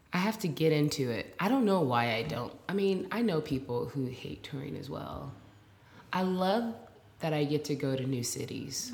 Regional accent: Portland, Oregon, United States; now in Brooklyn, United States; I'm from Portland, Oregon.

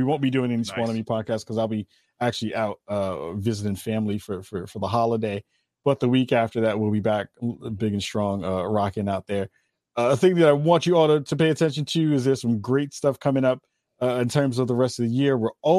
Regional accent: Bronx, New York, United States; Yeah, I'm from Northeast Bronx.

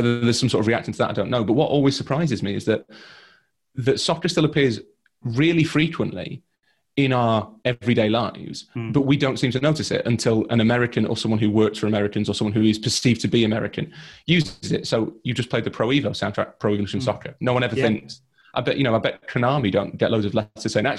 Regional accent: Leeds, Yorkshire and the Humber, United Kingdom; I'm from Leeds.

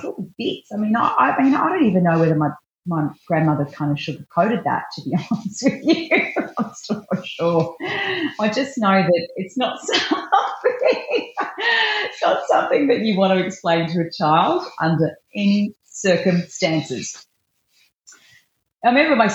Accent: Melton, Victoria, Australia; also born or lived in Bacchus Marsh; I was raised in I went to school in a little town called Melton

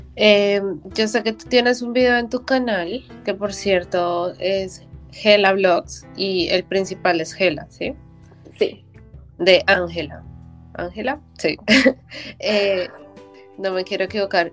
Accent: Colombia; moved away as an adult; mi primera vez que salí, o sea, de Colombia de verdad

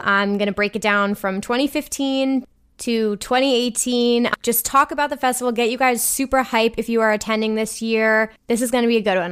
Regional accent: New Jersey, United States; I'm from New Jersey

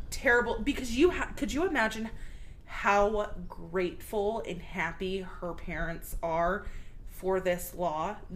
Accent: El Paso, Texas, United States; born there; also born or lived in Wichita Falls; So, but yeah, I was born in El Paso, and then we lived in Wichita Falls, and then we moved out of state, and then back to Wichita.

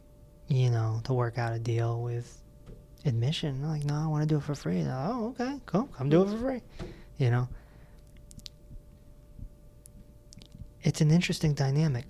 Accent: East Hartford, Connecticut, United States; We're from East Hartford

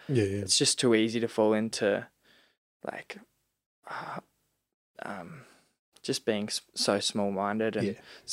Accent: Seymour, Victoria, Australia; moved away as an adult; also born or lived in Sunshine Coast; now in Melbourne, Australia; I was living in Seymour. That's my hometown

